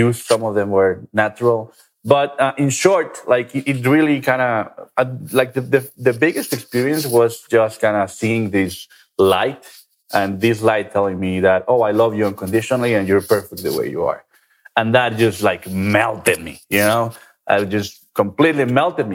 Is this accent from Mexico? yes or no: yes; Guadalajara, Jalisco, Mexico; I'm from Mexico, right? A very traditional country, especially in Guadalajara, where I'm from